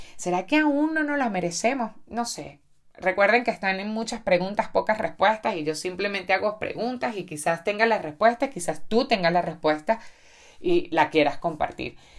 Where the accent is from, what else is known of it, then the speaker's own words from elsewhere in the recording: Venezuela; muchos venezolanos que nos quedamos aquí trabajando